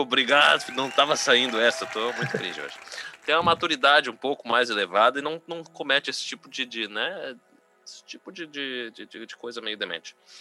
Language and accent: Portuguese; São Leopoldo, Rio Grande do Sul, Brazil; eu sou, de, eu sou de São Leopoldo